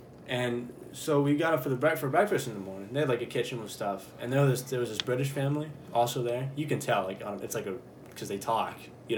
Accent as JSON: {"language": "English", "country": "United States", "said": "we're American, dude."}